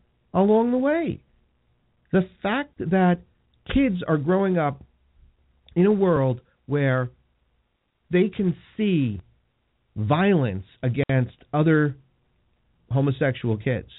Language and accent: English; United States; I'm a Christian, I'm an American